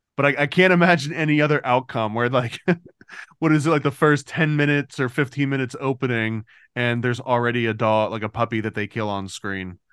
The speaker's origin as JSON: {"language": "English", "country": "United States", "said": "as an American"}